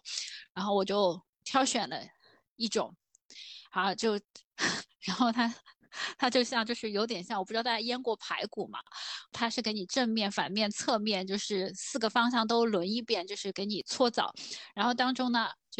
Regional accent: southern China, China; 因为我们是南方人，其实我们从小到大都是可能除了在健身房或短短的脱一下衣服或怎样的

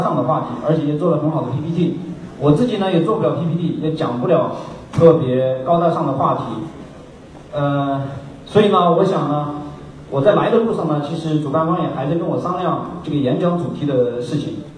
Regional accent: Sichuan, China; moved away as an adult; also born or lived in Beijing; 因为我是四川人

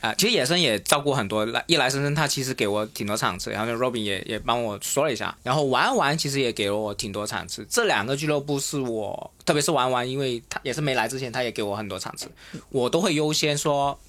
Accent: Guangdong, China; 对于我们广东人来说

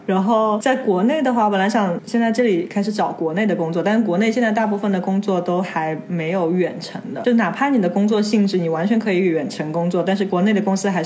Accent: China; moved away as an adult; now in Buenos Aires, Argentina; 他说啊你是中国来的

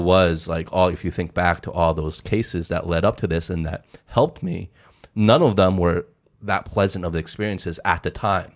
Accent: United States; also born or lived in Hong Kong; now in China; we're ABCs, we're English speaking, um, you know, raised in America

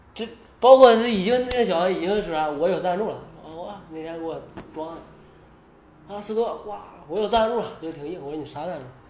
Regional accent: China; moved away as an adult; now in United States; 我是中国的，啊，我去过深圳

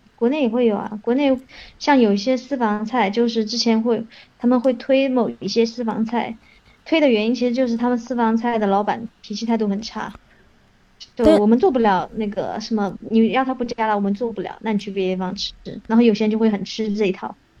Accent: China; 我们，就是中国人

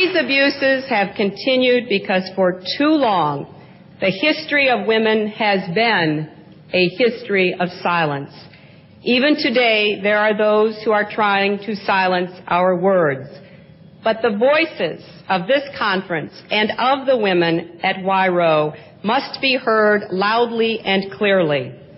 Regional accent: United States; As an American, I want to speak for women in my own country

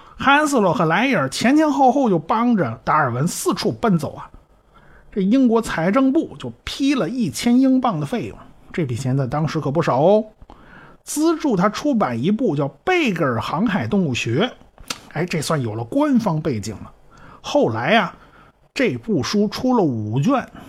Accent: China; 我们中国人

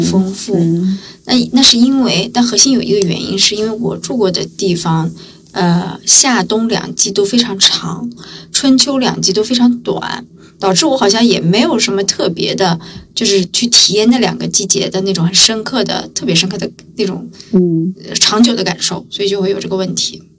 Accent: Shandong, China; now in Hangzhou, China; 我出生的地方在山东

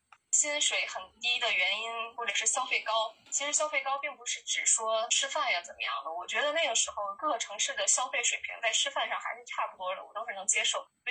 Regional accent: Changchun, Jilin, China; also born or lived in Beijing; 正好那个时候北京本科生没有办法办理执业，我就借着这个理由回到了我的家乡长春。长春虽然是一个比较不发达的城市，但是它我觉得特别温暖

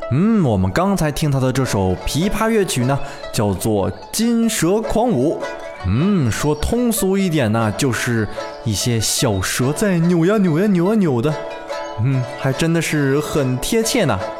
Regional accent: China; 我们中国人

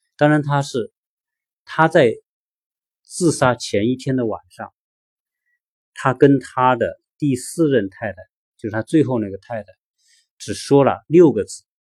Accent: China; also born or lived in Los Angeles; now in Atlanta, United States

